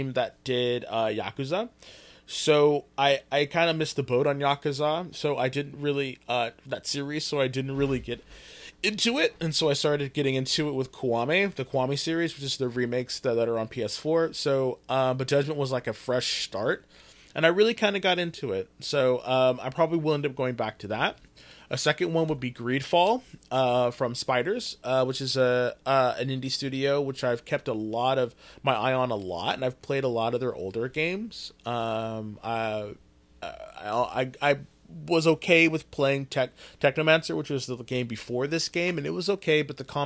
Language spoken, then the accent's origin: English; Fresno, California, United States; I'm from Fresno's